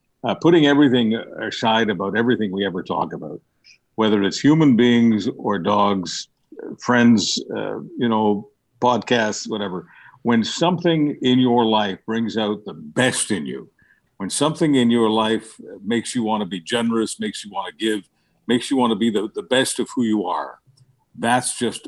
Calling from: British Columbia, Canada; I'm in British Columbia

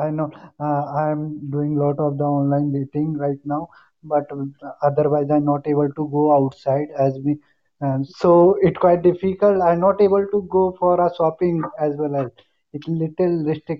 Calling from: India; I'm calling from India.

